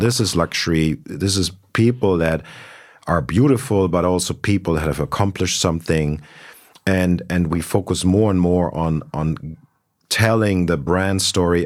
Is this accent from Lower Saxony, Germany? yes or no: no; Berlin, Germany; also born or lived in Munich; I was born in Munich, uh, grew up in Berlin